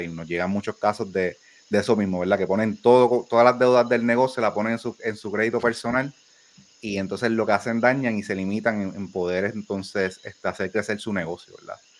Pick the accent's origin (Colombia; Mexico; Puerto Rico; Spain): Puerto Rico